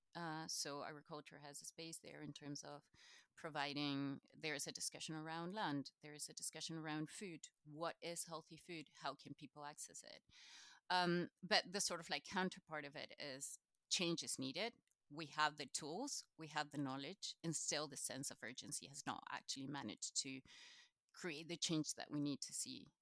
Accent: Chile; first language Spanish; English is a second language; now in Scotland, United Kingdom; originally, I'm from Chile, so South America

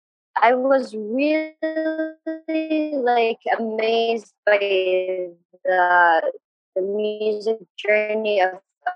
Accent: Aden, Yemen; moved away as an adult; also born or lived in Sana'a; I'm from Aden. I used to live in Sana'a, actually. The society I used to live in was a bit conservative, but my family weren't very strict.

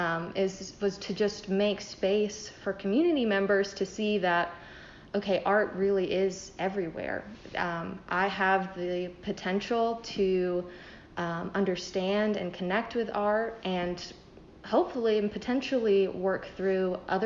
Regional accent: Jacksonville, Florida, United States; moved away as an adult; now in Southwest Virginia, United States; I'm originally from Jacksonville, Florida

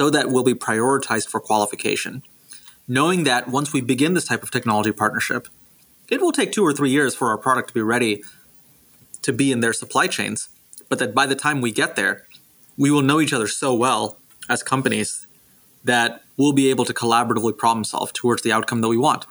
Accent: Houston, Texas, United States; moved away as an adult; also born or lived in Singapore; now in Silicon Valley, United States; I grew up in Singapore and in Houston, Texas

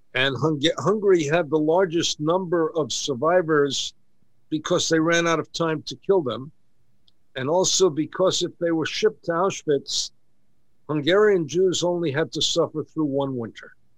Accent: New York City, New York, United States; I grew up in Kew Gardens

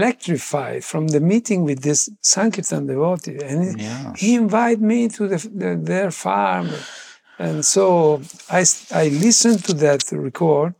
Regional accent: Verona, Veneto, Italy; I was born in Verona, as it was saying, and in a bit chaotic family, actually, atheist family

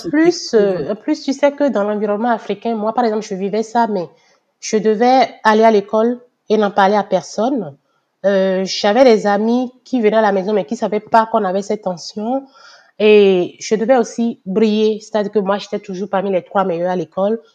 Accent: Benin; moved away as an adult; now in Canada; je suis née, j'ai grandi au Bénin

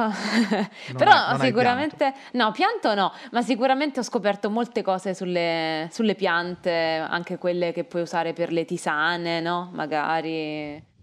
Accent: Caserta, Campania, Italy; born there; io sono nata uh, a Caserta perché mio padre e mia madre vivevano lì. Uh, Caserta si trova vicino Napoli, a una mezz'ora di strada da Napoli, quindi in Campania.

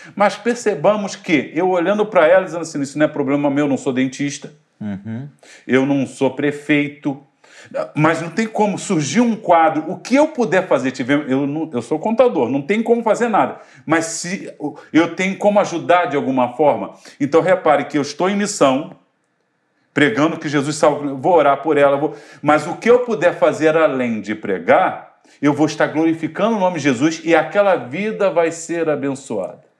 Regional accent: Brazil; eu sou, sou brasileiro

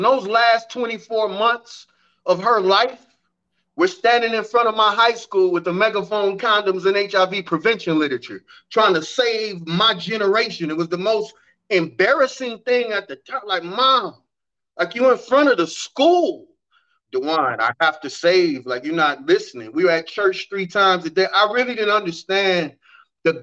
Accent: Evanston, Illinois, United States; Evanston, Illinois is where I was born and raised

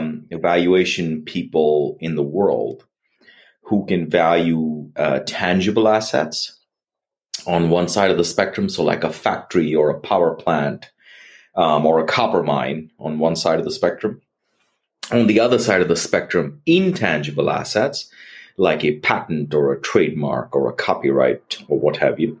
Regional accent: India; now in United States; growing up in India

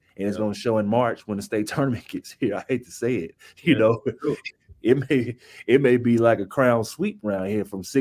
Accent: Texarkana, United States; moved away; also born or lived in Dallas; I went to Texarkana because I was born and raised in Texarkana, and I wanted to do something in my city.

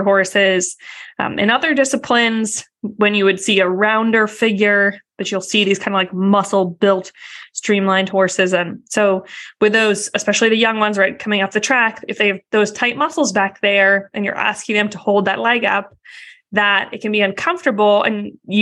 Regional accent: outside of Boston, Massachusetts, United States; I grew up outside of Boston

